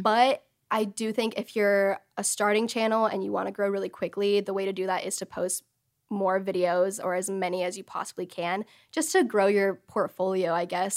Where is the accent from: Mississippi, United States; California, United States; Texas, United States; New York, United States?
Texas, United States; I grew up in Texas all my life, in the same city, same house